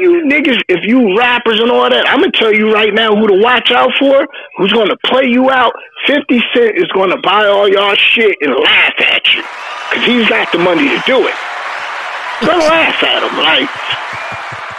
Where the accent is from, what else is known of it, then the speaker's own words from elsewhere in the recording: New Jersey, United States; I grew up and lived in New Jersey all my life